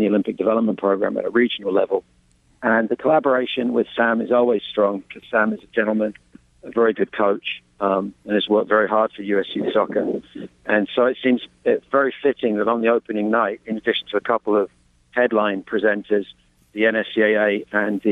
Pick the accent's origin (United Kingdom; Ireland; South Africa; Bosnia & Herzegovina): United Kingdom; England; accent: English; moved away as an adult; now in United States; It's very England in as much as it's my English accent. I've lived in this country and coached for 30 years